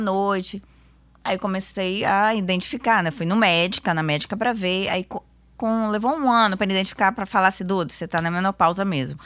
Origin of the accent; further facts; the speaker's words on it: Vitória, Espírito Santo, Brazil; sou daqui mesmo, de Vitória.